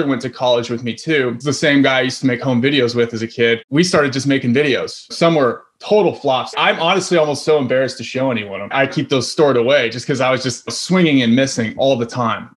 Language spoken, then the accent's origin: English; Iowa, United States; I grew up in Iowa, so not a whole lot of film going on out in Iowa